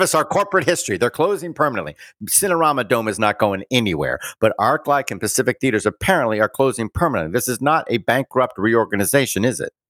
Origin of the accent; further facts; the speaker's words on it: Bermuda; I was born in Bermuda. I am a British subject, colonial born